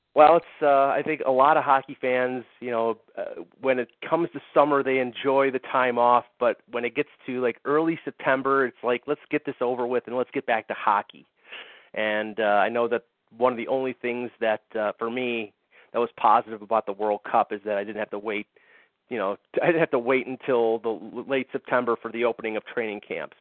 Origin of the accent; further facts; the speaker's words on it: United States; I'm an American